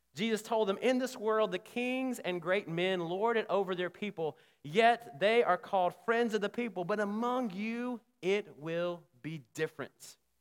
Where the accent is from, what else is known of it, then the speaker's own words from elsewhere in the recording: Selma, Alabama, United States; I grew up in Selma, Alabama